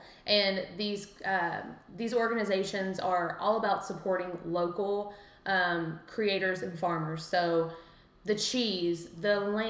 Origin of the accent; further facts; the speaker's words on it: London, Kentucky, United States; I'm from London as well.